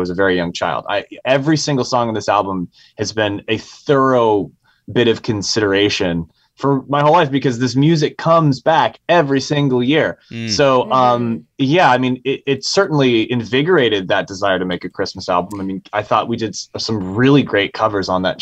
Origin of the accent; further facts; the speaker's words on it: San Francisco, California, United States; I was raised in San Francisco